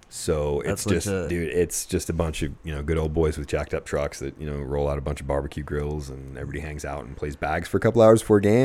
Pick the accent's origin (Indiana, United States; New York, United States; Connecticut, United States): New York, United States; Buffalo; now in Arizona, United States; I did. New York, so I was rooting for the Sabres. Yeah, I don't know. Since I've lived in Arizona, though, I do root for, you know, Arizona teams.